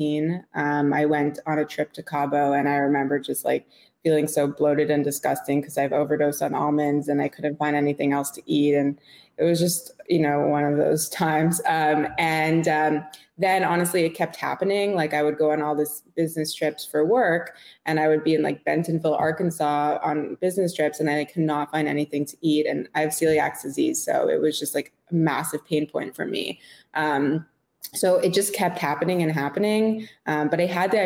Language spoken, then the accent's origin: English; Montreal, Quebec, Canada; moved away as an adult; also born or lived in London, Ontario / New York; I grew up in Montreal. So I'm Canadian.